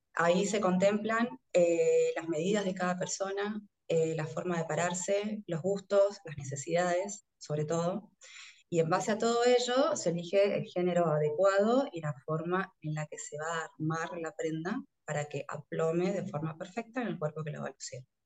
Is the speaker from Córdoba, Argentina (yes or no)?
no; Orán, Salta, Argentina; moved away as an adult; now in Buenos Aires, Argentina; yo soy de Orán, que es el norte de la provincia de Salta, como mucha gente del interior que tiene que viajar para estudiar. Eh, me vine a vivir acá a Buenos Aires